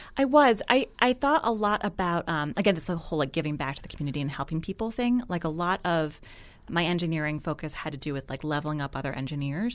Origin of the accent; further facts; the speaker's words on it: New Jersey, United States; moved away as an adult; also born or lived in Washington, D.C. / New England; now in Brooklyn, United States; I'm from New Jersey